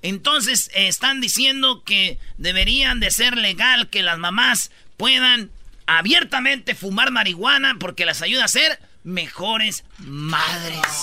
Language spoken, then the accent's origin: Spanish; Mexico; Somos los, somos los papás mexicanos